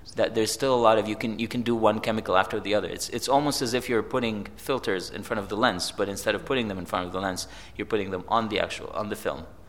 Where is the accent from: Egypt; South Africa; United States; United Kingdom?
Egypt; I grew up in Egypt